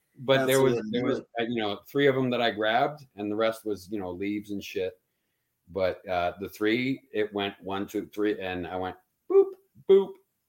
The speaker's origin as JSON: {"language": "English", "region": "Massachusetts", "country": "United States", "said": "I'm from the North Shore."}